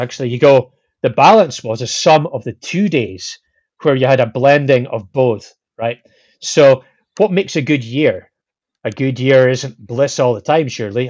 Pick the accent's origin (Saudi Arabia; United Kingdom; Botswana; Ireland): United Kingdom; Scotland; I'm Scottish